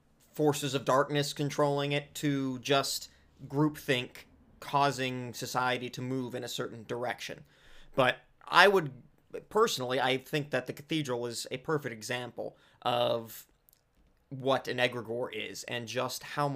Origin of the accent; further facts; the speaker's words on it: California, United States; I said that like such a white person. I'm Southern Californian.